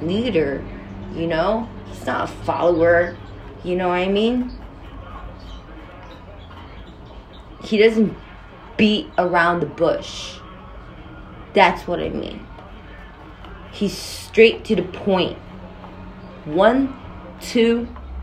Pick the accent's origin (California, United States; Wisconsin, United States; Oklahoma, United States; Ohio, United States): California, United States; now in New York City, United States; I'm not from Texas, I'm from California. But I live in New York City.